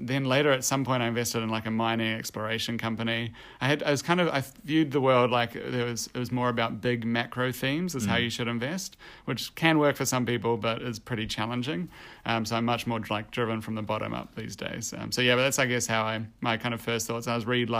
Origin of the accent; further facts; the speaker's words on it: New Zealand; moved away as an adult; also born or lived in Copenhagen, Denmark / Australia; I'm originally from New Zealand